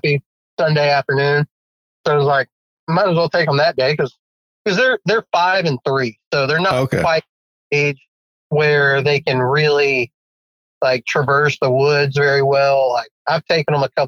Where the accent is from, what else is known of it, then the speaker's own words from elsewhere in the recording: West Texas, United States; moved away as an adult; also born or lived in Georgia; now in Alabama, United States; born and raised in West Texas. When I graduated high school, I moved out to Alabama